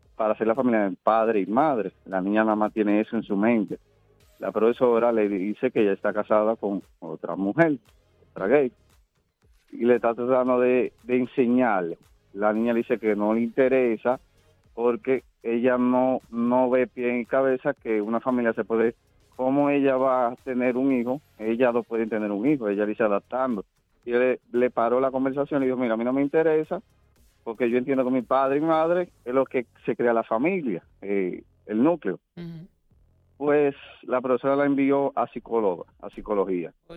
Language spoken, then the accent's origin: Spanish; Dominican Republic; moved away; nosotros como dominicanos